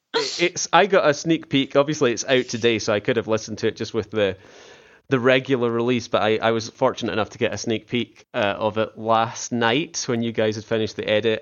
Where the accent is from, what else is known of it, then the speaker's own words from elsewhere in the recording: Scotland, United Kingdom; accent: Scottish; my Scottish accent